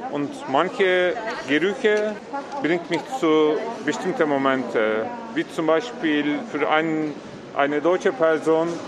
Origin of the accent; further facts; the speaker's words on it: Turkey; now in Germany; Und ich komme aus der Türkei